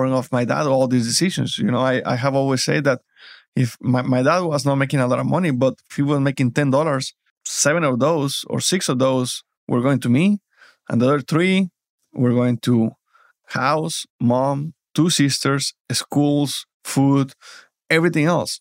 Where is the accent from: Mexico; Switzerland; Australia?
Mexico; English is a second language; moved away as an adult; now in United States; It wasn't easy moving from Mexico to the United States. So for me to leave my family and my country, it was a big deal. I didn't speak English.